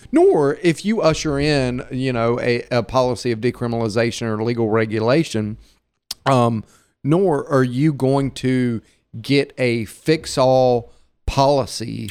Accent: Hattiesburg, Mississippi, United States; I'm I'm a native Mississippian too. Uh, like her, I was born and raised in Hattiesburg

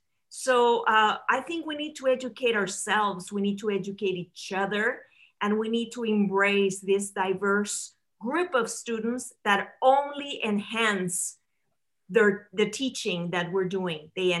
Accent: Mexico City, Mexico; English is a second language; also born or lived in Texas; now in United States; I was born and raised in Mexico City. Never thought that I was going to come to America, but I came to the United States 40 years ago. But I was undocumented.

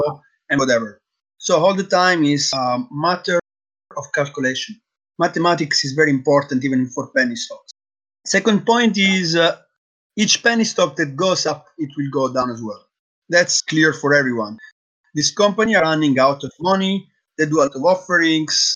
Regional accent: Sicily, Italy; moved away as an adult; also born or lived in Thailand; now in Netherlands; I'm from Italy. I grew up in Sicily

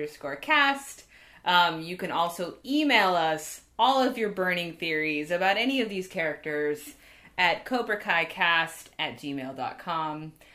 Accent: United States; We're both American.

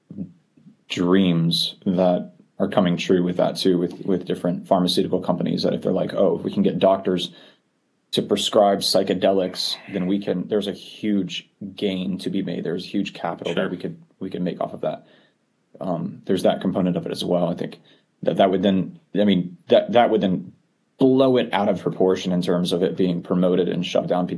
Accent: Florida, United States; I grew up in Florida

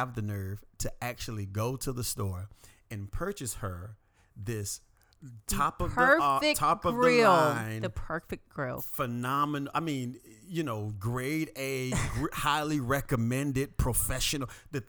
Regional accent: Florida, United States; The only issue is I'm from South Florida, not country at all, very city.

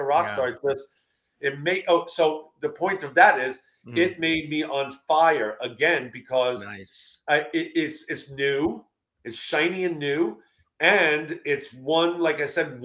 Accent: New York, United States; I'm from New York.

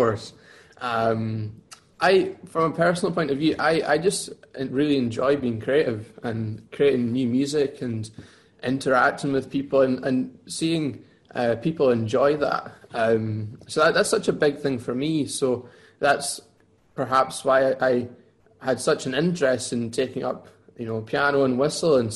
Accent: Lockerbie, Dumfries and Galloway, Scotland, United Kingdom; moved away as an adult; now in Glasgow, United Kingdom; I'm originally from Walkerby in Dumfries and Galway. And I moved to Glasgow 6-7 years ago to study at the conservatoire.

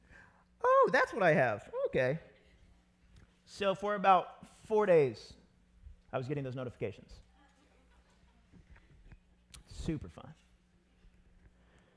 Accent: United States; I'm American

